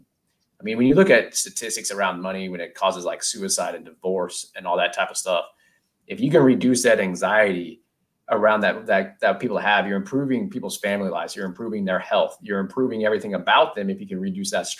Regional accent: Silicon Valley, California, United States; growing up in Silicon Valley

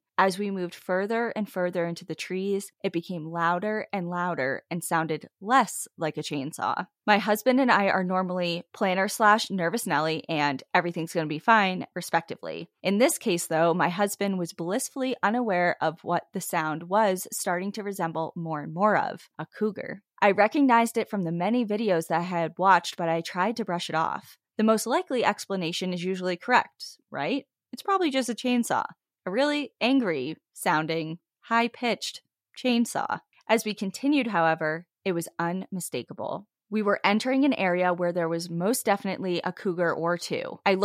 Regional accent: Iowa, United States; There were trees everywhere. We're from Iowa, so this is a rare sight already.

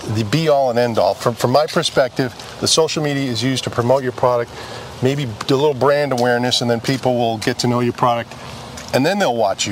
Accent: Boston, Massachusetts, United States; growing up in Boston

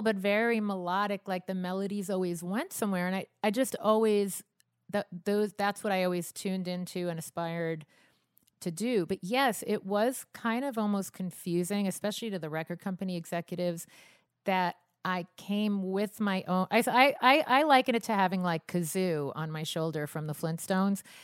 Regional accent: Long Island, New York, United States; a Long Island girl

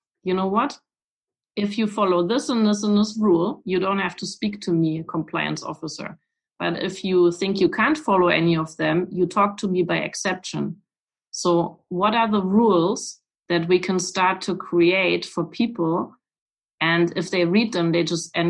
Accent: Weimar, Thuringia, Germany; English is a second language; I was born in Weimar

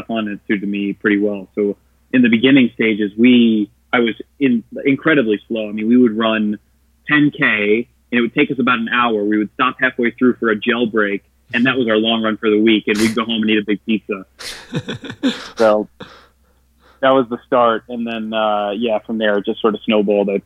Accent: Glenview, Illinois, United States; I am originally from Chicago, Illinois, a little town outside Chicago called Glenview. And I grew up playing traditional sports.

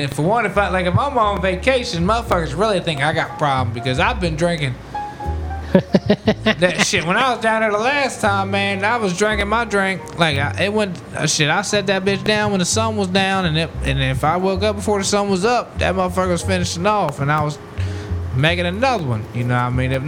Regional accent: Warrington, United States; I'm from Warrington.

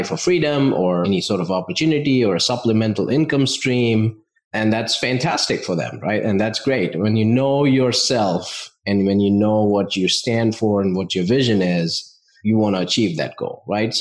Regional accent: India; moved away as an adult; now in United States; I grew up in India, family of business owners.

